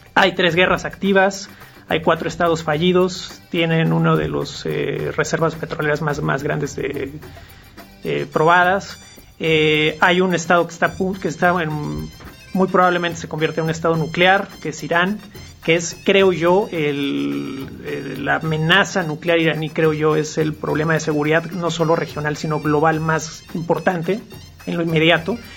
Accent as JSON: {"language": "Spanish", "country": "Mexico", "said": "nuestra realidad cotidiana como mexicanos"}